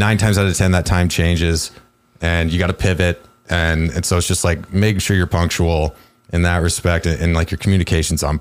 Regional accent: Cedar Rapids, Iowa, United States; moved away; I'm from Cedar Rapids, Iowa

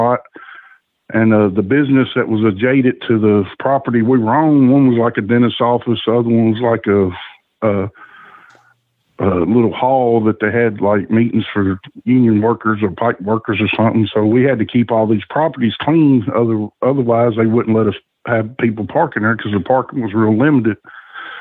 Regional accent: Nashville, Tennessee, United States; the house I grew up in East Nashville

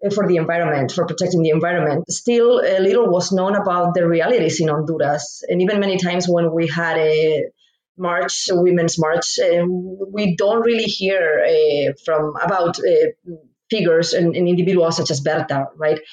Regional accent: Spain; moved away as an adult; now in Indianapolis, United States; I'm originally from Spain and moved to the United States to pursue grad st- studies

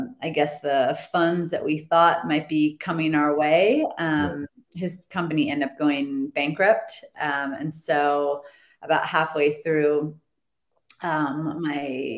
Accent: Phoenix, Arizona, United States; moved away as an adult; also born or lived in Santa Barbara; So I was moving from Phoenix to Santa Barbara

